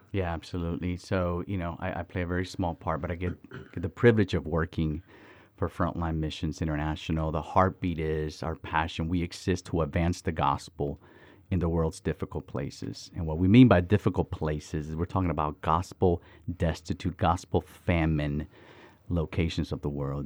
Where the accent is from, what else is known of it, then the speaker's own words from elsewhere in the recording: Miami, Florida, United States; also born or lived in Dominican Republic; So I was born in Dominican Republic and raised in Miami, Florida.